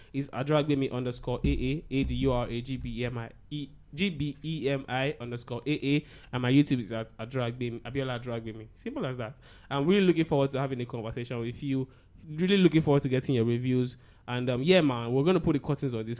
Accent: Agege, Lagos, Nigeria; I grew up in Agege

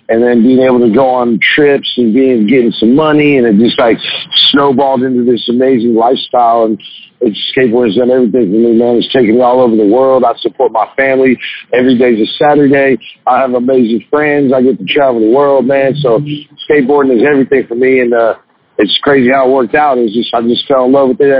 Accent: Sacramento, California, United States; moved away as an adult; now in Los Angeles, United States; Sacramento is a beautiful place. I grew up there

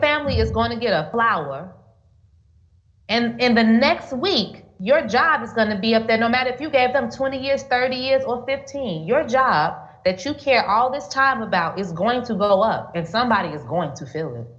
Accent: Gary, Indiana, United States; moved away as an adult; now in Thailand; growing up in Gary

